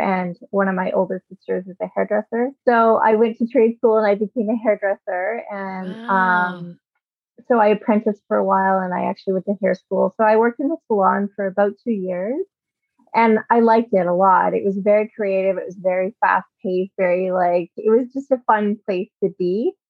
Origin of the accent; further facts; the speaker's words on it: Edmonton, Alberta, Canada; born there; But I was born in Edmonton, Alberta, to a military family. My dad was a military pilot when I was born. So we did a lot of moving.